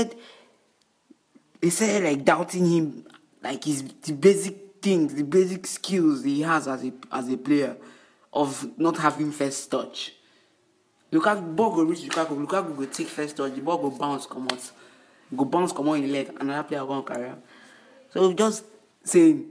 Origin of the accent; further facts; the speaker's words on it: Nigeria; Being that I'm not in America, I might not understand the full concept, the full story about it, but as a Nigerian